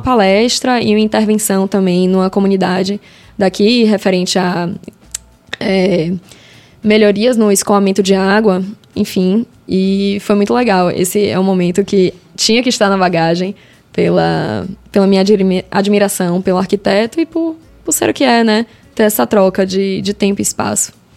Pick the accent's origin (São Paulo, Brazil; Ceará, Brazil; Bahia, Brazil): Bahia, Brazil; Salvador; Eu sou de Salvador